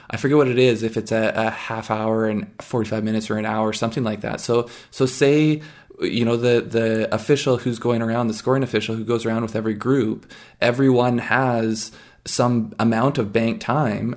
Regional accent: Canada

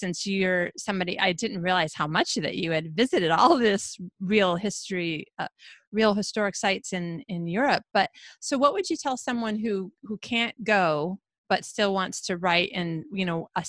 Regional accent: Michigan, United States; also born or lived in Philadelphia, Pennsylvania / California; now in Sweden; I grew up in Michigan. So right off Lake Michigan, the Great Lake.

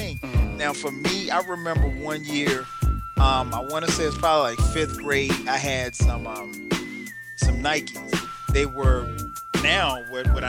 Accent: South Carolina, United States; I grew up in South Carolina

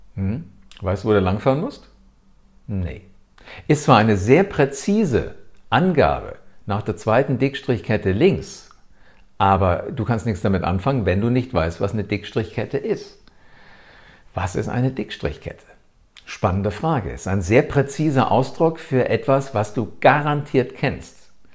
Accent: Germany; Hier bei uns in Deutschland

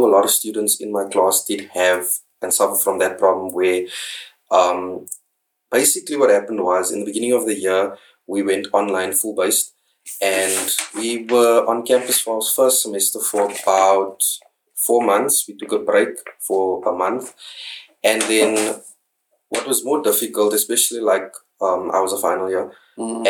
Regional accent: Kimberley, Northern Cape, South Africa; also born or lived in Free State; I am from Kimberley in Northern Cape right now, and I am an LLB graduate from the University of the Free State.

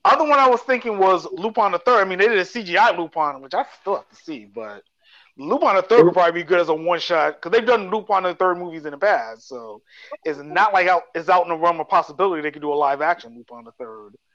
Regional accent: New York City, New York, United States; growing up in New York

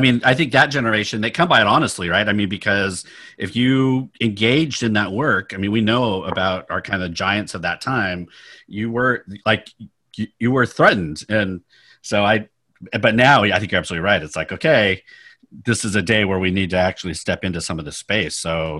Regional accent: Sacramento, California, United States; also born or lived in Stockton, United States / San Francisco, United States; now in Palo Alto, United States; So I was in 30 years in San Francisco, grew up in Sacramento and Stockton.

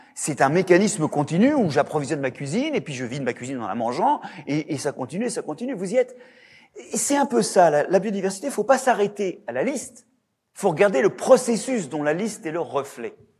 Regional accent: Brittany, France; de par chez moi, en Bretagne

